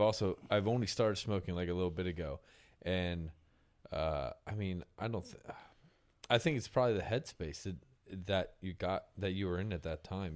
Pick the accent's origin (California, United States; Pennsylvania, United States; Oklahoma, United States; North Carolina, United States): Pennsylvania, United States; moved away as an adult; now in Nashville, United States; I'm from Pennsylvania, so that East Coast grind